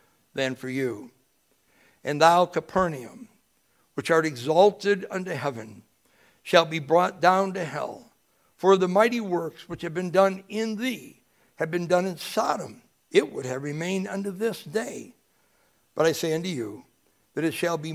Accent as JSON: {"language": "English", "country": "United States", "tie": "born or raised there", "said": "I was born in America"}